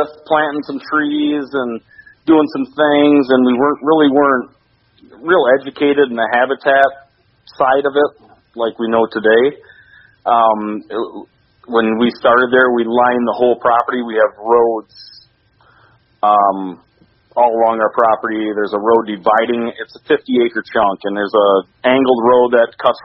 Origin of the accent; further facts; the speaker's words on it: Sebewaing, Michigan, United States; I was born and raised here in Sebring, Michigan, which is about 15 miles to the west of Gagetown